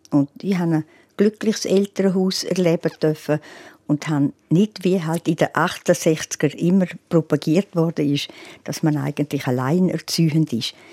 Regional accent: Graubünden, Switzerland; Ja gut, ich fühle mich als Bündnerin und die Giacomettis sind ja auch Bündner.

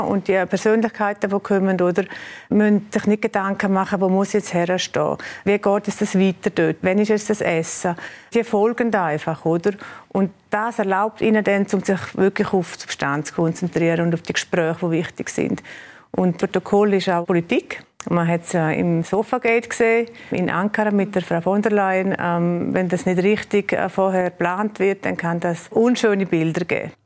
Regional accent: Graubünden, Switzerland; moved away as an adult; now in Bern, Switzerland; ich bin Bündnerin mit vollem Herzen. Meine, äh, meine Eltern leben noch hier in Tamins

